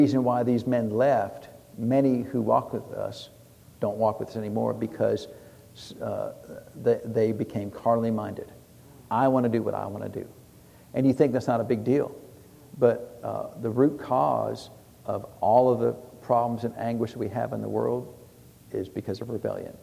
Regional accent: United States; us Americans

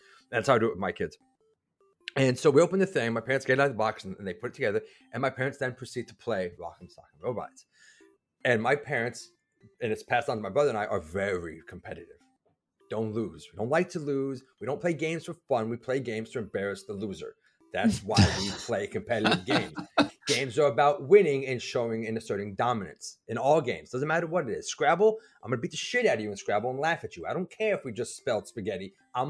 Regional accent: Providence, Rhode Island, United States; I grew up north. I was born up north in Providence, Rhode Island

